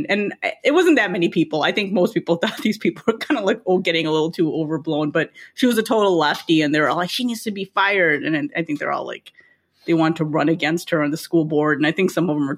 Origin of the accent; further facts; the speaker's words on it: Lincolnwood, Illinois, United States; when I grew up in Lincolnwood